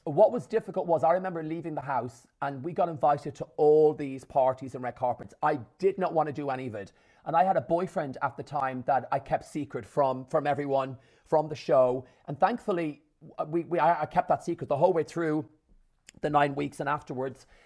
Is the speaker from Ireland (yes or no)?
yes; Ireland; my mum, my dad, and my six sisters in rural Ireland, an hour from Dublin in the country